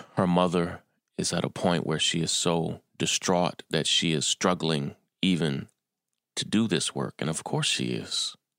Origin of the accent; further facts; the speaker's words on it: Kentucky, United States; moved away as an adult; also born or lived in Atlanta, Georgia / California; now in New York, United States; I was born and raised in Kentucky